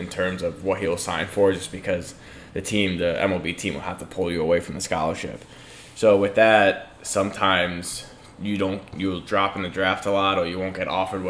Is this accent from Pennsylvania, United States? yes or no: yes; Stroudsburg, Pennsylvania, United States; I went to Stroudsburg High School, grew up in Stroudsburg